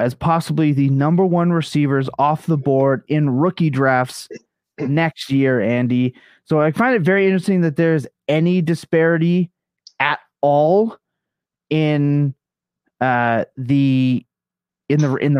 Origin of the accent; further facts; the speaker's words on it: Canada; I'm Canadian